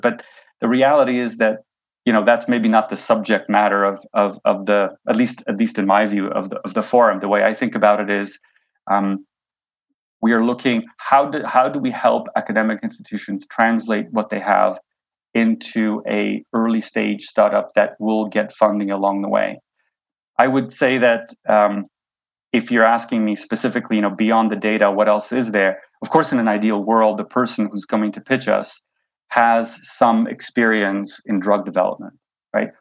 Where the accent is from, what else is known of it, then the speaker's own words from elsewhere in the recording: Canada; moved away as an adult; also born or lived in New York; now in Switzerland; I grew up in Canada.